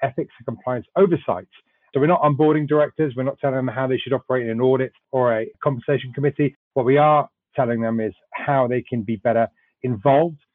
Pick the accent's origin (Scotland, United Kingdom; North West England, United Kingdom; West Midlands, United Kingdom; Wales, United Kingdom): Wales, United Kingdom; moved away as an adult; also born or lived in London; now in United States; Originally from Wales, I'm a Welshman. I worked in London for a few years, and then I moved over here in the mid-2000s.